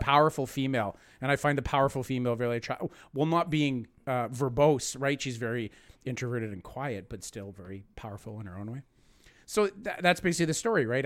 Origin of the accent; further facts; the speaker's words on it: Canada; I'm Canadian